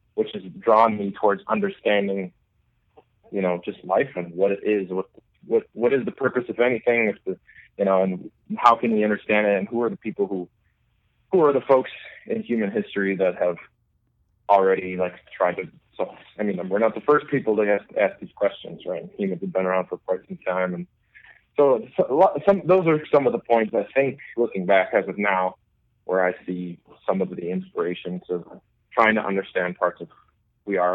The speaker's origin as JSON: {"language": "English", "town": "Milwaukee", "region": "Wisconsin", "country": "United States", "also_born_or_lived": "Dublin, Ireland", "said": "I'm from Milwaukee."}